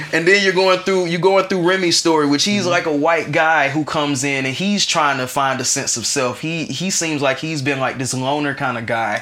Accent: Atlanta, Georgia, United States; we are niggas from Atlanta

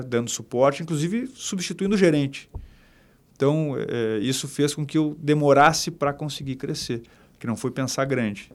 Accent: Porto Alegre, Rio Grande do Sul, Brazil; eu sou gaúcho sou de Porto Alegre do bairro Bonfim Magro do Bonfa e cara eu cresci dentro de imobiliária

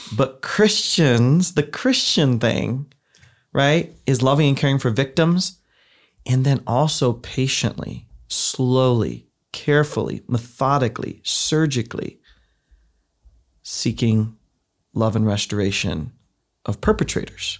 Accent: Ohio, United States; moved away; I grew up in the Midwest. I'm from the heartland, I'm from Ohio, where everybody goes to youth group.

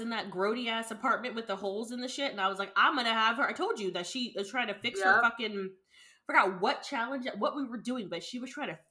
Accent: Texas, United States; I'm a Texan! Some, like, screams in Texan, like, no!

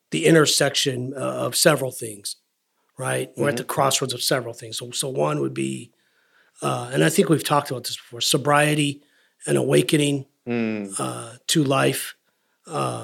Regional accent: United States; being an American, growing up in America

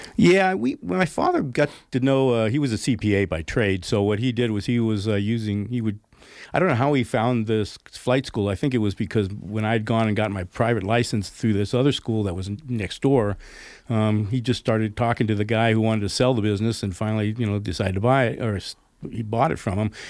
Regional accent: Oakland, California, United States; also born or lived in Pleasanton, California / Danville, California; now in Grass Valley, United States; I moved from Oakland to Pleasanton, I mean, I, I was a city boy, right? I was in really downtown O, not downtown Oakland, but uptown Oakland

